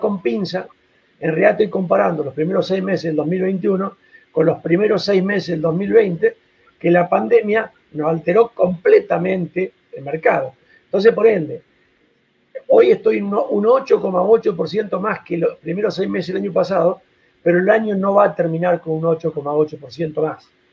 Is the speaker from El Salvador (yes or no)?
no; Argentina